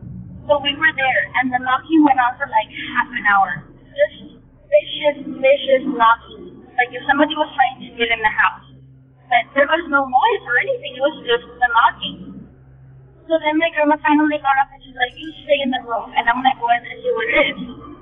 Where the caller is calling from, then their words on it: South Texas, United States; Hello, I'm calling from Texas, South Texas to be exact. This occurred when I was around 11 or 12 years old. I'm 22 now, so it's been a couple of years. We live in a small town that's really, really, really close to the border.